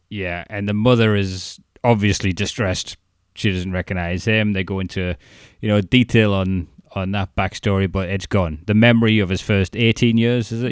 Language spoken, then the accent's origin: English; Newcastle upon Tyne, North East England, United Kingdom; accent: Geordie; moved away as an adult; also born or lived in Chester-le-Street; I got more Geordie the further south I mm. went, and I was known as the Toon fan